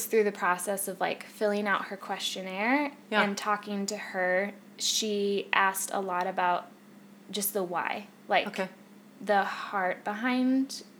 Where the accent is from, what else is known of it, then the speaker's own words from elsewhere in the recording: Central Iowa, United States; But I grew up in Central Iowa and still live in Central Iowa.